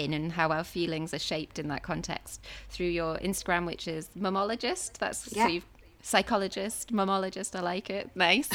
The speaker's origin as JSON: {"language": "English", "town": "Newcastle upon Tyne", "region": "North East England", "country": "United Kingdom", "said": "we're similar ages and we're both from Newcastle"}